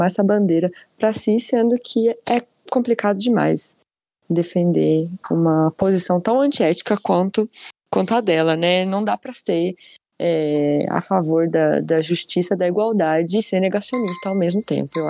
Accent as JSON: {"language": "Portuguese", "country": "Brazil", "said": "A gente se surpreende porque a gente é, é brasileiro, não desiste nunca de ser surpreendido, né?"}